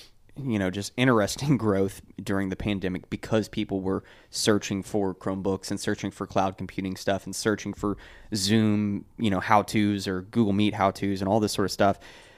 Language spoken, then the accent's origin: English; New Hampshire, United States; Yeah, I'm from New Hampshire.